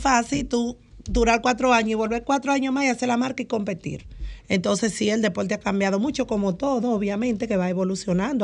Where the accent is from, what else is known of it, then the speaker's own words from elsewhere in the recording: San Pedro de Macorís, Dominican Republic; allá en San Pedro de Macorís, precisamente de donde yo soy, de Porvenir